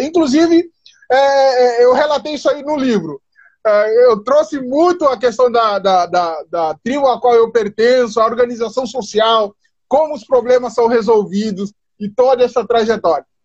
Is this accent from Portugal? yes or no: no; Guinea-Bissau; moved away as an adult; now in Brazil; eu sou da Guiné